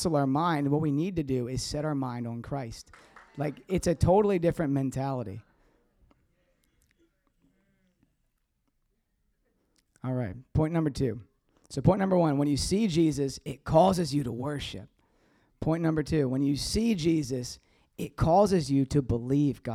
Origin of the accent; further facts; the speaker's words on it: the South, United States; I'm from the South.